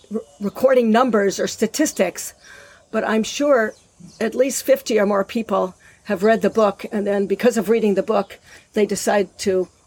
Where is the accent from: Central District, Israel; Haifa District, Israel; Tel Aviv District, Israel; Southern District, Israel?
Southern District, Israel; Eilat; recently in September, I published a novel, which also takes place in Eilat in my hometown.